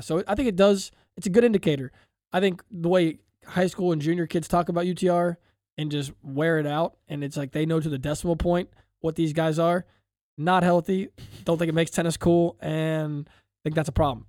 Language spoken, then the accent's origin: English; Ohio, United States; We're from Ohio